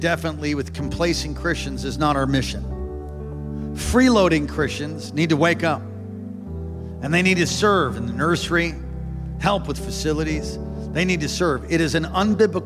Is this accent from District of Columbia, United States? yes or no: no; New York, United States; moved away; I'm from New York originally.